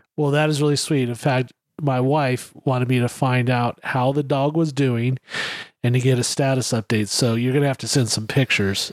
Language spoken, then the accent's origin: English; California, United States; Me growing up in California